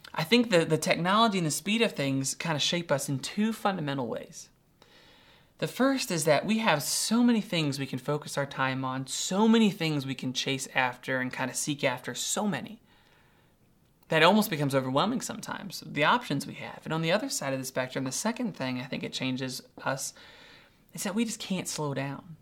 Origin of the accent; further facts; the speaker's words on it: Doylestown, Ohio, United States; I'm from Doylestown, Ohio, pretty rural.